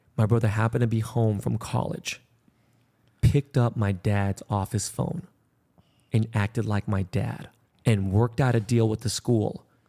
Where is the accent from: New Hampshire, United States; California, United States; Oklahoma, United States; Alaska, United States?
California, United States; Los Angeles; I was born and raised in Koreatown